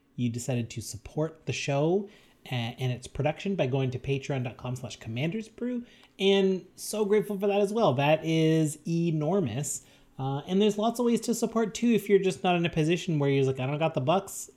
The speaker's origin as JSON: {"language": "English", "country": "Canada", "said": "our fellow Canadians"}